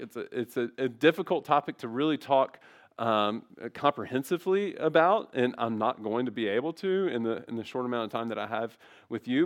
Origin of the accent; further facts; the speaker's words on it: Memphis, Tennessee, United States; growing up in Memphis